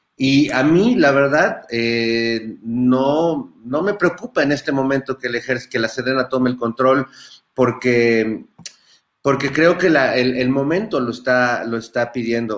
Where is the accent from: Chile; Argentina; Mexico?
Mexico